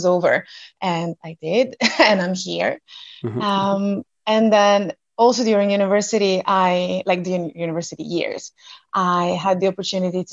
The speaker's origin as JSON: {"language": "English", "country": "Italy", "tie": "born or raised there", "first_language": "Italian", "second_language": "English", "said": "I grew up in Italy, went to school in Italy. So mm-hmm. That's more like nationality number one, or rather mother tongue number one would be Italian for me."}